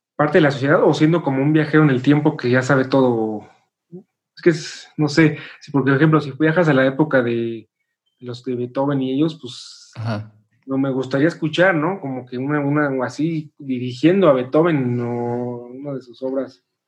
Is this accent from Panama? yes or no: no; Mexico; somos mexicanos, todos somos compositores